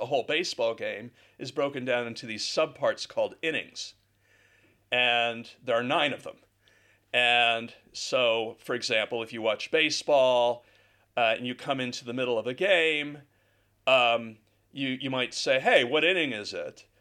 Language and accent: English; United States; now in Guildford, United Kingdom; I'm an American